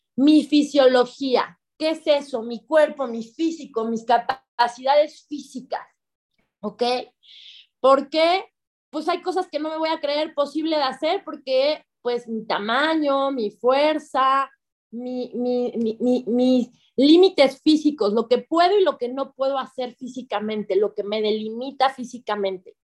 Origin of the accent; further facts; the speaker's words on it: Mexico; first language Spanish; si yo quería hablar español y nacer en México